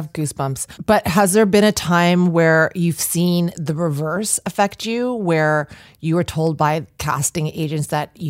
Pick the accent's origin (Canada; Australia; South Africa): Canada; Ajax, Ontario; I'm from Durham region as well.